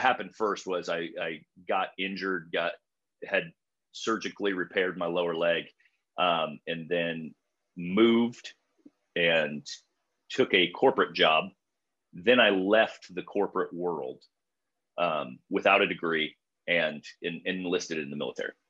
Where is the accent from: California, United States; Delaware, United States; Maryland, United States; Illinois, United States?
Illinois, United States; I grew up in Illinois